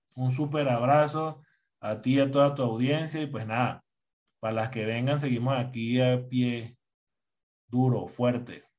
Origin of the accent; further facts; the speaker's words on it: Venezuela; now in Colombia; Díaz Cabrera es venezolano, igual que yo